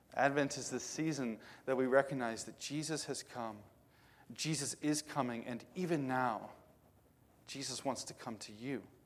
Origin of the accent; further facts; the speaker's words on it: Indiana, United States; now in western Pennsylvania, United States; I grew up in Indiana where everything's flat